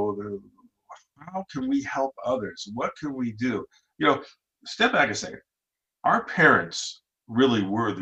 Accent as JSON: {"language": "English", "region": "Ohio", "country": "United States", "tie": "born or raised there", "said": "I grew up in Ohio"}